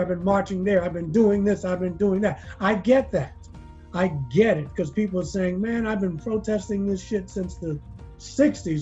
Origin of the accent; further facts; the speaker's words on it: Baltimore, Maryland, United States; also born or lived in New York; now in Asheville, United States; I was born in Baltimore, and I moved to New York, stayed there for almost 30 years